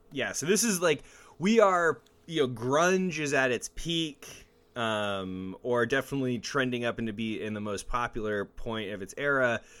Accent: Mesa, Arizona, United States; growing up in Mesa and being in the music scene

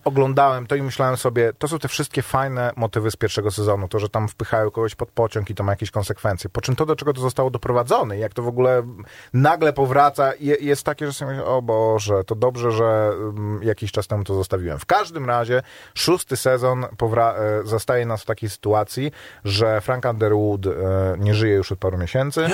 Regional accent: Warsaw, Masovian Voivodeship, Poland; Jestem z Pragi

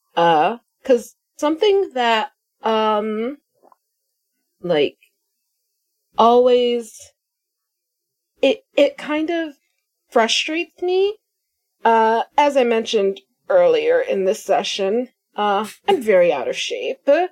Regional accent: United States; I'm American

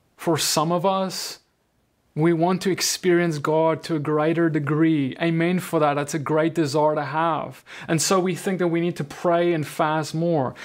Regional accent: South Africa; now in United States; I'm from South Africa.

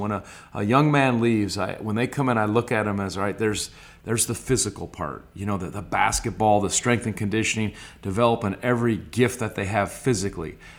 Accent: Stevens Point, Wisconsin, United States; also born or lived in Clintonville, Wisconsin / Green Bay, Wisconsin; the majority of my life was in Stevens Point, Wisconsin from first to ninth grade, and then we moved to Green Bay, Wisconsin, and then I was a high school and college player there

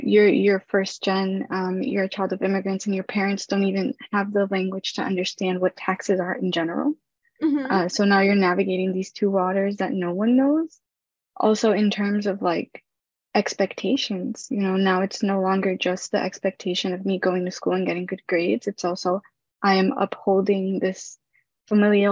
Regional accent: New York City, New York, United States; I was born in Brooklyn

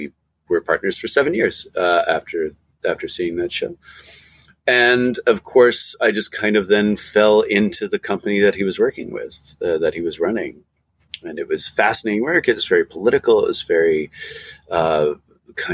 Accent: northern Saskatchewan, Canada; moved away; also born or lived in Halifax; I'm not from Nova Scotia at all. I'm from northern Saskatchewan.

